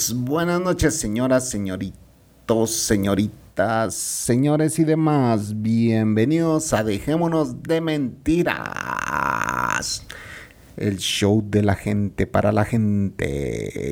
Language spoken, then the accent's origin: Spanish; Guatemala